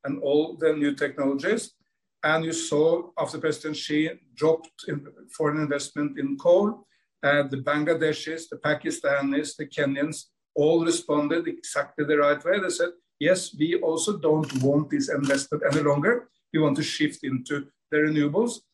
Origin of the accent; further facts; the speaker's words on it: Norway; much colder than my home country, Norway